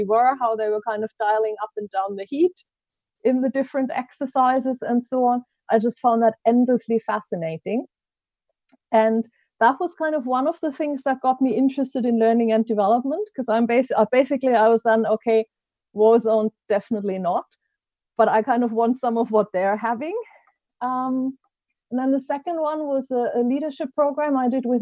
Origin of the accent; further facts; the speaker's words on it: Germany; English is a second language; moved away as an adult; also born or lived in Switzerland / Ecuador / Japan / United States; now in United Kingdom; I grew up in Germany, in case you're trying to place my best of accent.